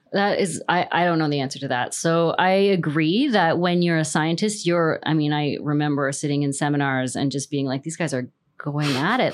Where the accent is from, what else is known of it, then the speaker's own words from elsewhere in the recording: Canada; I'm Canadian